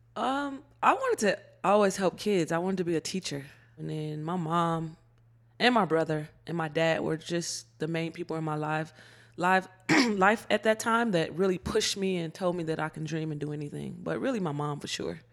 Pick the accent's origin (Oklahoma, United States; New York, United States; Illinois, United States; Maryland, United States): Illinois, United States; Chicago; growing up in Chicago